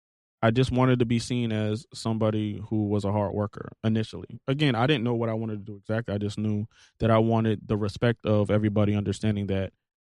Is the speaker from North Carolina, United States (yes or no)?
no; Hampton, Virginia, United States; moved away; I'm from Hampton. My mother did 20 years in the Navy. My father did 20 years in the Marines.